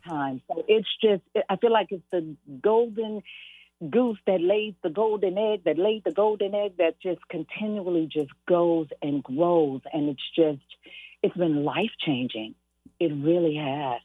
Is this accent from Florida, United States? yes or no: no; Los Angeles, California, United States; I was born and raised in South Central mm-hmm.